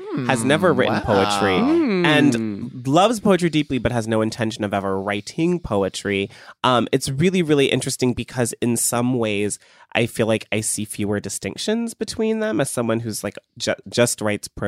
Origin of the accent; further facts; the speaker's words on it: Cleveland, Ohio, United States; I was growing up in Cleveland